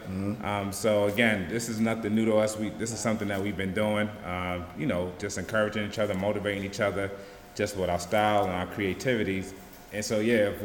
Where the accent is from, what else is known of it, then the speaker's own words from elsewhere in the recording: New York City, New York, United States; coming from New York City, growing up, fashion is a big part of our culture